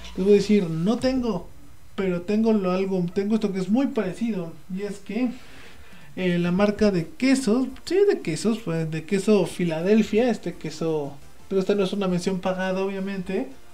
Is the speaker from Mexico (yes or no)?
yes; Puebla, Mexico; yo soy poblano